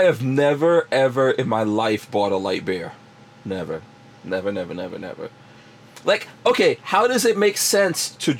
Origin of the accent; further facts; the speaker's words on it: New York City, New York, United States; When growing up in New York